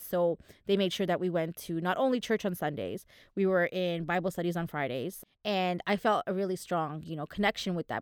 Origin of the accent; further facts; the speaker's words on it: Manama, Bahrain; moved away; I was born in Manama, in Bahrain.